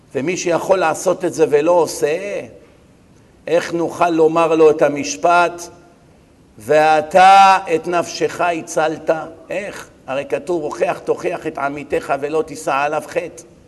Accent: Bat Yam, Tel Aviv District, Israel; אני גדלתי פה, אני מכיר את העיר

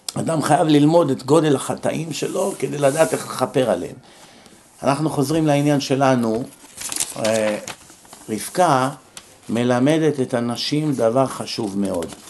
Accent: Israel; moved away as an adult; now in United States; בארץ, כשאני הייתי נער

